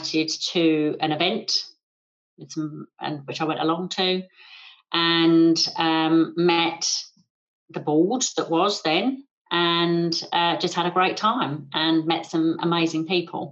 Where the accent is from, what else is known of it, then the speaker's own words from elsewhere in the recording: England, United Kingdom; I'm English